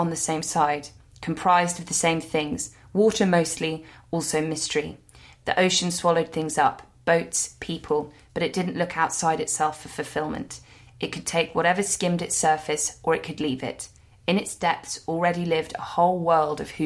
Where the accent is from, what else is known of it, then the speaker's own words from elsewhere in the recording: London, United Kingdom; as a Londoner